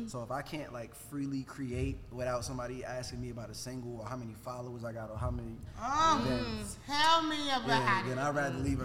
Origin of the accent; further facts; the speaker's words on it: New York City, New York, United States; moved away as an adult; now in Atlanta, United States; from Brooklyn, New York, from Red Hook, Brooklyn, New York